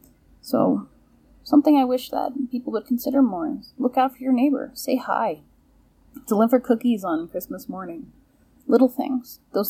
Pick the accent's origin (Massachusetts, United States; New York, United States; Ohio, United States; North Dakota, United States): New York, United States; Long Island; now in Montana, United States; I grew up on Long Island, New York